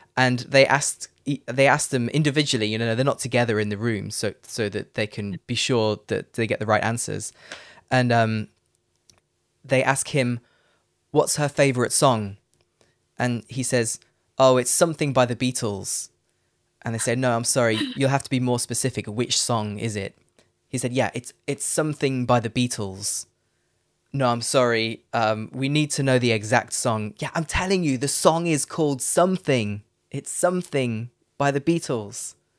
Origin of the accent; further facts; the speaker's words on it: Leicester, East Midlands, United Kingdom; moved away as an adult; also born or lived in Netherlands / London / Phnom Penh, Cambodia / Paris, France; now in Frankfurt, Germany; I'm from Leicester